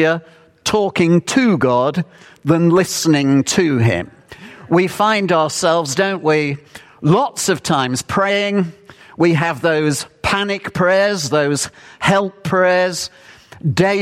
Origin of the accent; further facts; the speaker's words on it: United Kingdom; Being British